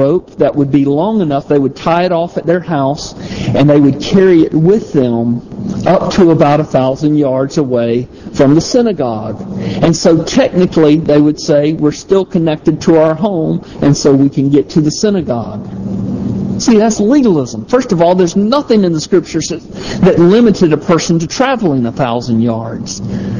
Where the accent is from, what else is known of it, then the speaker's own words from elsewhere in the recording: the South, United States; I'm from the South